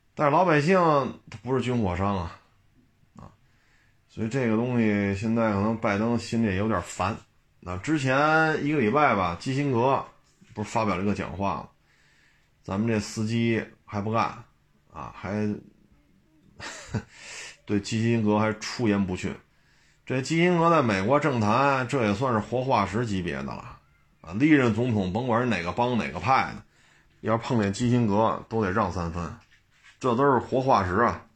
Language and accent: Chinese; China; 作为中国人来讲